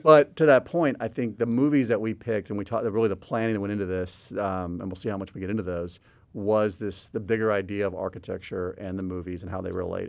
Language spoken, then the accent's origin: English; Albuquerque, New Mexico, United States; moved away; also born or lived in Houston; I grew up in Albuquerque before moving to Houston.